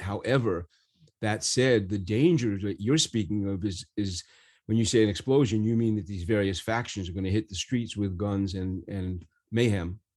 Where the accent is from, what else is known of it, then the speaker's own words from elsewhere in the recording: New York, United States; growing up in New York